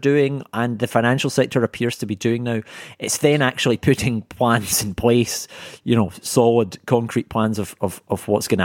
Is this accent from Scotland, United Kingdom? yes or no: yes; Scotland, United Kingdom; now in London, United Kingdom; a fellow Scot